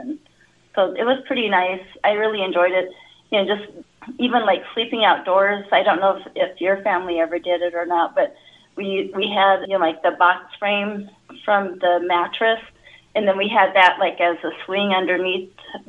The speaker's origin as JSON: {"language": "English", "town": "White River", "region": "South Dakota", "country": "United States", "tie": "born or raised there", "said": "I grew up around White River, actually north of White River. I grew up along the banks of the Little White River, probably about 10 miles north of White River. Grew up in a little house there."}